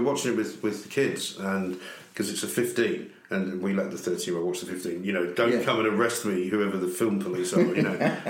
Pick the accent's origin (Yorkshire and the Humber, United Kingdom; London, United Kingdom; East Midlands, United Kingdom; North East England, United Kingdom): London, United Kingdom; we grew up in Hampstead, very nice part of the world. We didn't have any money because in those days you didn't need to live in Hampstead. My dad rented a flat, you know.